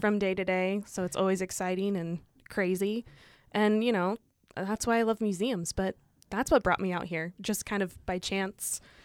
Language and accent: English; Illinois, United States; moved away as an adult; also born or lived in Saint Louis, Missouri; now in Montana, United States; I'm originally from Illinois, and I grew up in a farming community